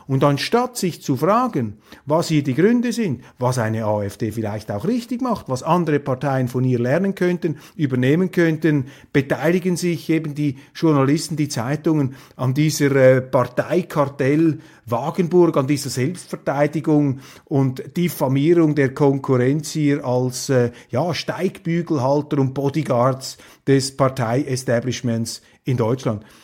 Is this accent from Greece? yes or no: no; Switzerland; als Schweizer